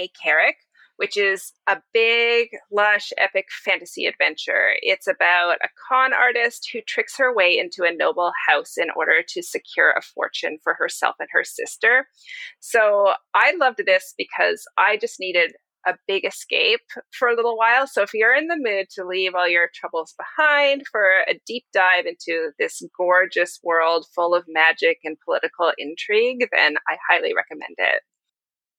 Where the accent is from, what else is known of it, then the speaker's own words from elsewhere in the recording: Vancouver, British Columbia, Canada; Vancouver, which is my hometown